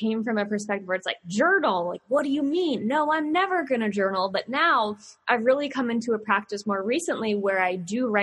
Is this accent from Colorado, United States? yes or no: no; Virginia, United States; I'm here from Virginia with all my sayings